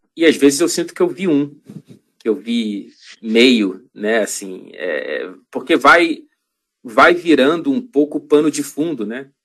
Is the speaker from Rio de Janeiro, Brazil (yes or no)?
yes; Rio de Janeiro, Brazil; moved away as an adult; also born or lived in Ouro Preto, Minas Gerais, Brazil; now in Manchester, United Kingdom; Eu nasci em Ouro Preto, Minas Gerais. A família da minha mãe é de lá. Inclusive, minha mãe voltou para lá durante a pandemia, depois de morar décadas no Rio de Janeiro. Mas, enfim, eu vim com ela para o Rio